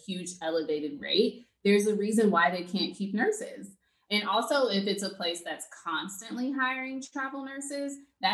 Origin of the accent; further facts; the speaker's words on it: Texas, United States; I'm from Texas.